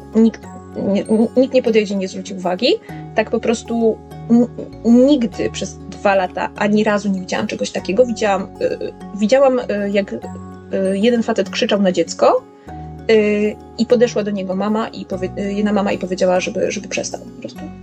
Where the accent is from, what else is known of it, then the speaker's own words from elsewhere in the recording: Poland; moved away as an adult; now in London, United Kingdom; jestem z Polski, że mieszkam tutaj dopiero dwa tygodnie